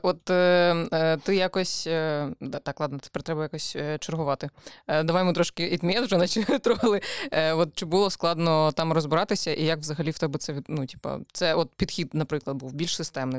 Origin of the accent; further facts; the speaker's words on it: Odesa, Odesa Oblast, Ukraine; я виросла в Одесі.